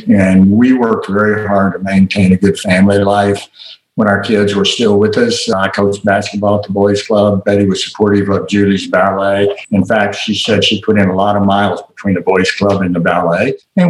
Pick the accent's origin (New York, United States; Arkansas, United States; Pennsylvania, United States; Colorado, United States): Arkansas, United States; Little Rock; You've already noted that I'm from Little Rock, Arkansas, and you may or may not remember or have learned that Little Rock was one of the first school systems in the South to be integrated.